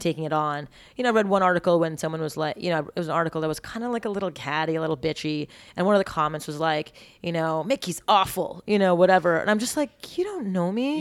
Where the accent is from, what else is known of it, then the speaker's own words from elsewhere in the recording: Montreal, Quebec, Canada; moved away as an adult; I grew up eating clean in Montreal